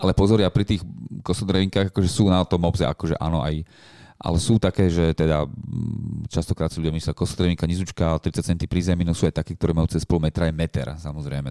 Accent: Bratislava, Bratislava Region, Slovakia; na gymnáziu, tu u nás v Petržalke

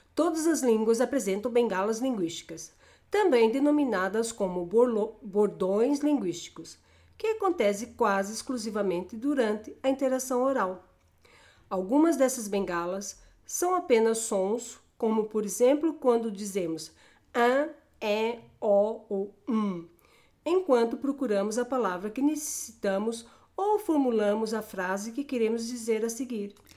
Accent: Brazil; Alguns bordões usados na minha terra são o som o é e as palavras olha

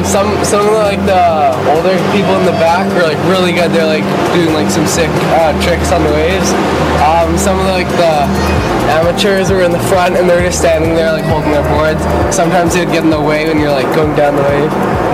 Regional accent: Vancouver, British Columbia, Canada; I'm from Vancouver.

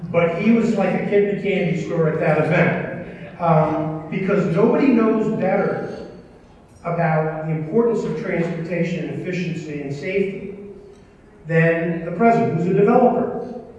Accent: New York, United States; because I'm originally from New York, and I had the opportunity when I was the motor vehicle commissioner there

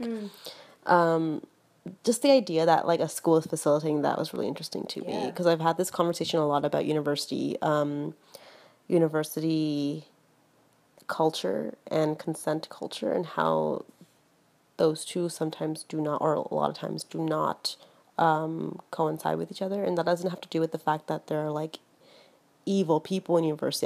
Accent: Toronto, Ontario, Canada; moved away; also born or lived in Houston; I was born in Toronto and like raised there for like raised here for half my life

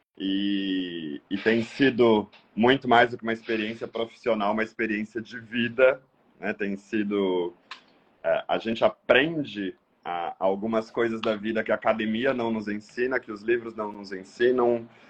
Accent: Quilombo, Santa Catarina, Brazil; also born or lived in Porto Belo / Modelo / Itá; Eu sou natural de Quilombo, um município do extremo oeste do interior de Santa Catarina

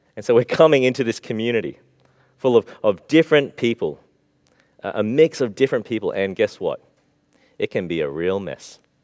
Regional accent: Australia; We grew up in Australia.

